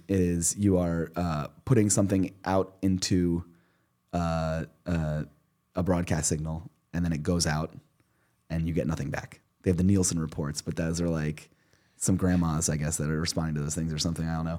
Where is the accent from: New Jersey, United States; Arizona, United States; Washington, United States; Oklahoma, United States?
New Jersey, United States; Princeton; I grew up in Princeton